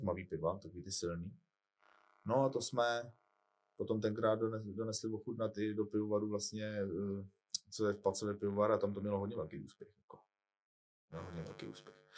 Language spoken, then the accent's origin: Czech; Czechia; jako Češi